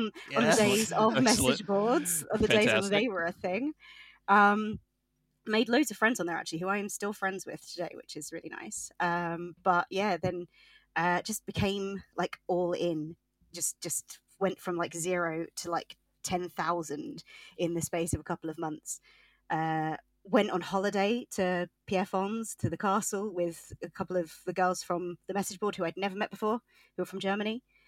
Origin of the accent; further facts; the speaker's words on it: England, United Kingdom; So I, in case you can't tell, I am from England.